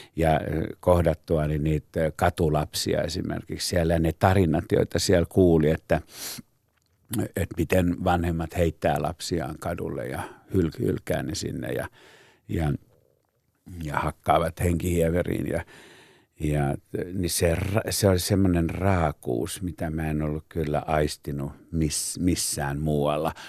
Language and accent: Finnish; Pori, Satakunta, Finland; moved away; niin mä olen Porista kotoisin